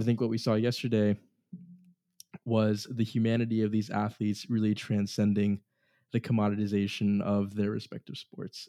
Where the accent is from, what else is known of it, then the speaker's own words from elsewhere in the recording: Boston, Massachusetts, United States; we're all from the Boston area